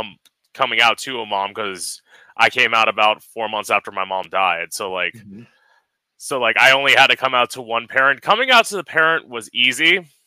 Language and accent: English; Port St. Lucie, Florida, United States; I grew up here.